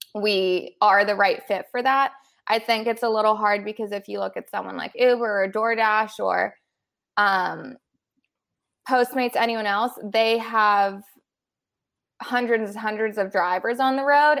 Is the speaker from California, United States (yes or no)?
yes; Los Angeles, California, United States; also born or lived in Boulder, Colorado; I was born and raised in Los Angeles, specifically the West Side